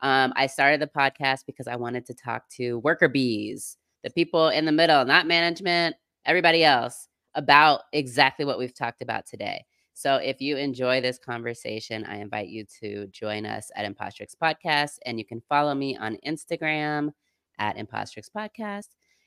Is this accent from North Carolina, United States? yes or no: no; Seattle, Washington, United States; now in Southern United States; I'm from Seattle, okay. The land of tech.